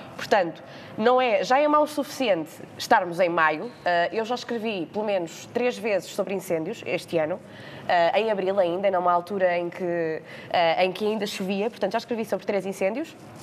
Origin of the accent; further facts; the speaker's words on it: Leiria, Centro, Portugal; now in Lisbon, Portugal; Eu sou de Leiria